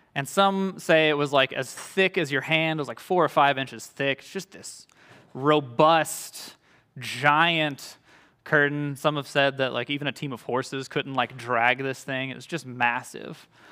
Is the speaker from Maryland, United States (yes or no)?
no; Louisiana, United States; moved away; I'm from Louisiana, so when I went back to, uh, Louisiana for school, it was kind of a getting to go home